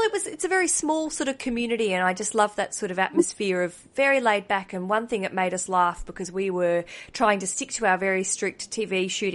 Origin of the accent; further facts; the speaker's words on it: Australia; As an Australian